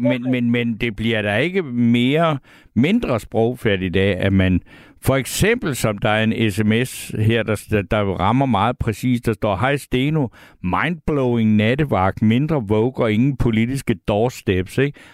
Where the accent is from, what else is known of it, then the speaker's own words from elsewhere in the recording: Svendborg, Southern Denmark, Denmark; jeg er fra Svendborg, der kan jeg vejene